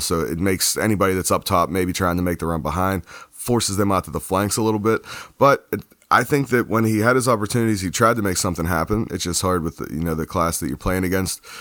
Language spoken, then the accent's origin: English; United States; being an American